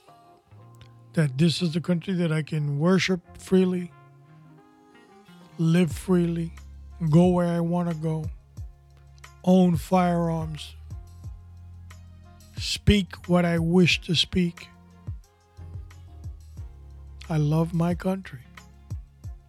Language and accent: English; New York City, New York, United States; I was born in New York City